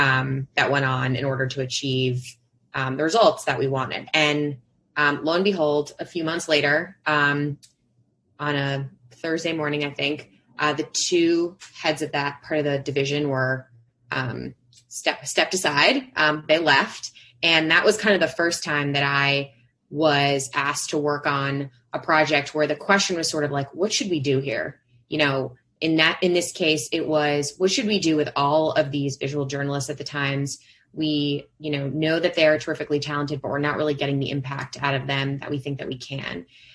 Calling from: Brooklyn, New York, United States; I am joining from Brooklyn, from my home office, also known as my bedroom.

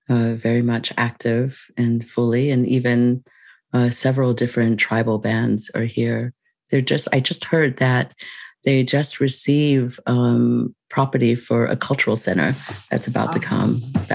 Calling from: San Francisco, California, United States; I'm calling from the Romatush Ohlone unceded land of San Francisco.

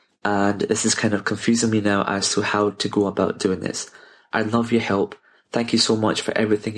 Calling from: Glasgow, Scotland, United Kingdom; I'm from Glasgow here in the UK.

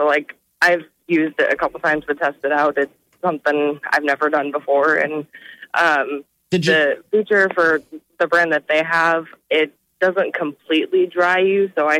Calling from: Sidney, Iowa, United States; I am calling from Sydney, Iowa.

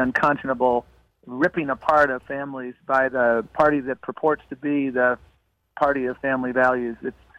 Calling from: Brownsville, Texas, United States; I'm calling in from Brownsville, Texas

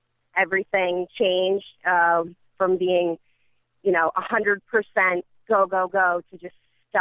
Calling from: Edison, New Jersey, United States; I'm calling in from, specifically I'm calling from Edison.

